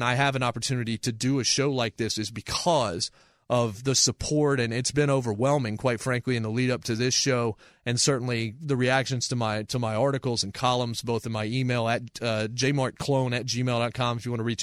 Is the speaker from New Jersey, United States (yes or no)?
no; Winston-Salem, North Carolina, United States; also born or lived in Martinsville, Virginia; I grew up in Winston-Salem, North Carolina. I was born in Martinsville, Virginia, but when I was 12, I moved to Winston-Salem, or right around my 13th birthday. But that's really where I remember most of my life